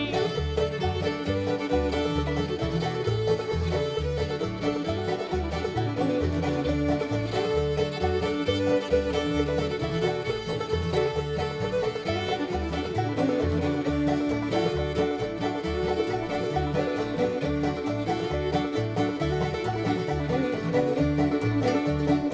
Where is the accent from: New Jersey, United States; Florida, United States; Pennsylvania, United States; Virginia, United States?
Virginia, United States; Fries; my hometown in Freeze, Virginia.